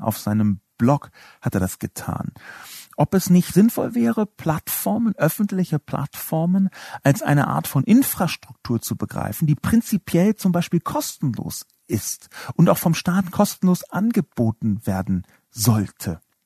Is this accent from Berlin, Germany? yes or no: yes; Berlin, Germany; Ich bin in West-Berlin aufgewachsen.